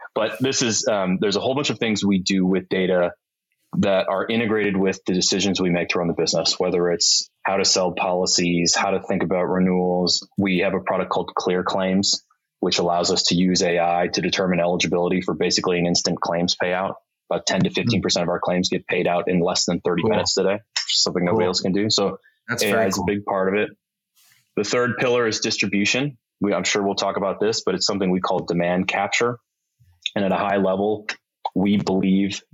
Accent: Milwaukee, Wisconsin, United States; moved away as an adult; also born or lived in Chicago; we moved from Chicago back up to Milwaukee

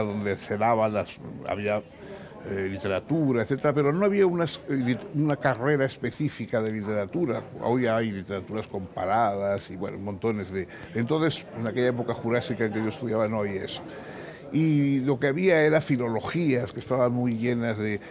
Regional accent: San Sebastián, Basque Country, Spain; moved away; es de mi patria chica, es de mi misma de la misma ciudad y hemos conocido los mismos eh, ambientes y nos, hemos jugado en los mismos parques

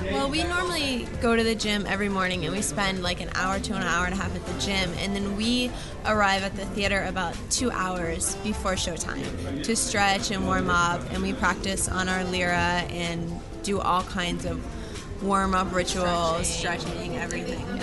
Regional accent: Miami, Florida, United States; I'm from Miami

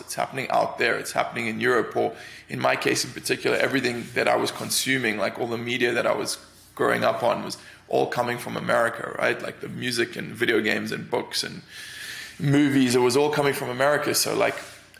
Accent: Cape Town, Western Cape, South Africa; moved away as an adult; also born or lived in London; now in United States; I grew up in Cape Town, which is a city right at the tip

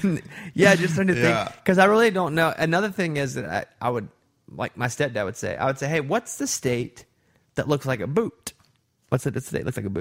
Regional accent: Arkansas, United States; accent: southern; moved away as an adult; also born or lived in Nashville; now in Austin, United States; That's not how we said it growing up in Arkansas.

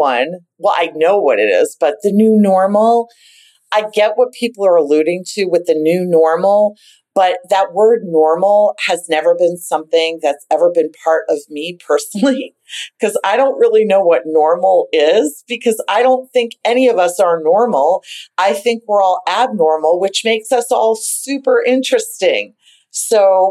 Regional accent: Boston, Massachusetts, United States; we grew up with them in the North End

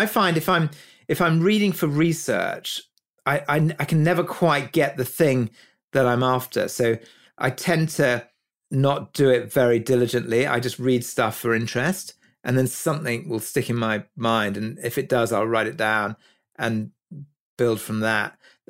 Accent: Kuwait; also born or lived in Egypt; I was brought up in the Middle East. I was born in Kuwait, actually, and my parents lived there, and we spent a lot of time in Egypt.

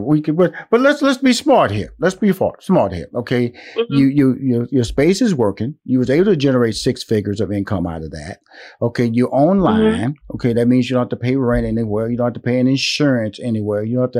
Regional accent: Houston, Texas, United States; I'm from Houston, Texas. She's from Houston, Texas.

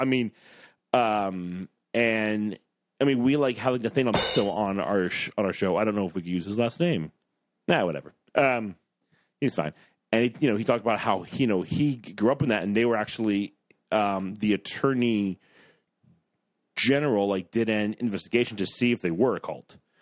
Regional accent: Ohio, United States; I'm from Ohio

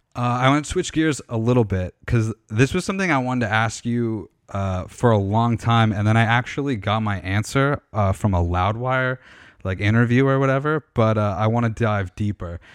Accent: Canada; I'm, I'm from Canada.

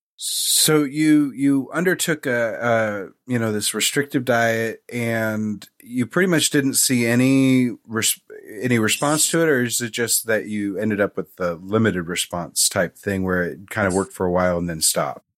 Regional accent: Raytown, Missouri, United States; I am from the Missouri side. Okay. I grew up in Raytown, which is just off of Kansas City proper.

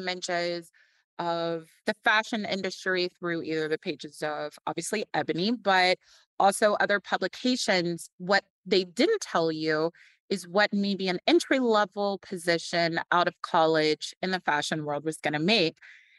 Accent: Louisville, Kentucky, United States; also born or lived in Los Angeles, California; But I had the fortune and opportunity to grow up in Louisville, Kentucky. So that afforded me the Southern hospitality aspects of my personality.

